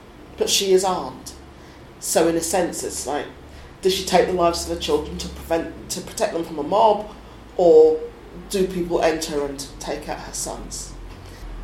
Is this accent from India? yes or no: no; Suffolk, East of England, United Kingdom; also born or lived in East London; I was born in East London, we moved to Suffolk